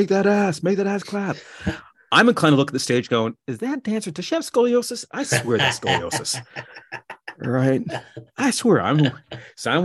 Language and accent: English; Canada; also born or lived in West Indies; now in Chicago, United States; I am Canadian